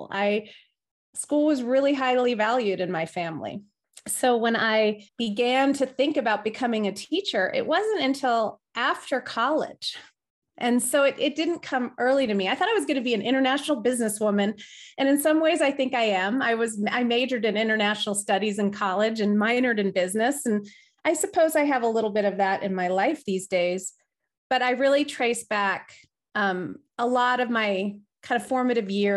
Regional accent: Riverside, California, United States; moved away as an adult; now in Denver, United States; I grew up in Southern California in a city called Riverside

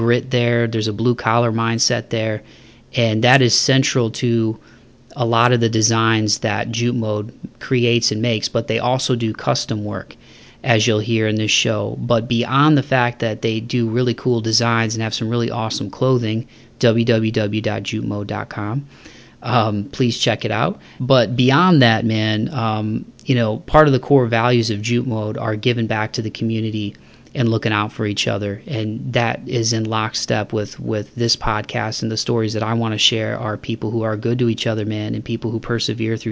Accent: Toledo, Ohio, United States; moved away; a native of Toledo, Ohio, growing up in the Midwest

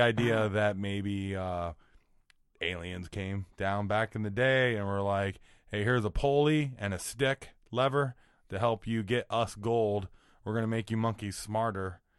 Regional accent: Iowa, United States; I'm from Iowa

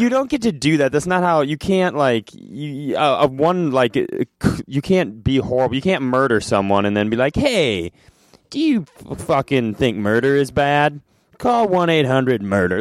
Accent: Worthington, Minnesota, United States; born or raised there; moved away

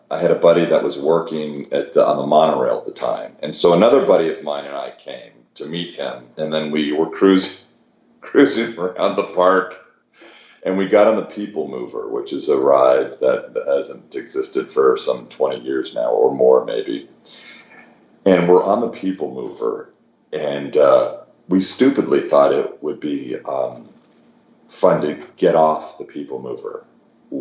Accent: Huntington Beach, California, United States; I grew up in Huntington Beach

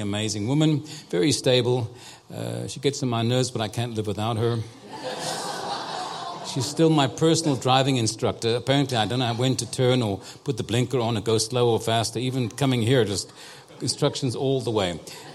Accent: Cape Town, Western Cape, South Africa; I was born and raised in Cape Town, South Africa

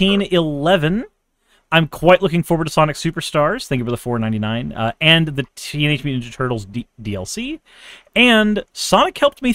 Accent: Florida, United States; I grew up in Florida. That's Alabama with tourists.

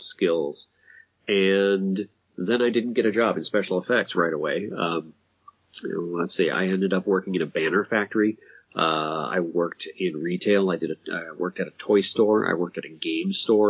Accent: Minneapolis, Minnesota, United States; I'm actually from Minneapolis

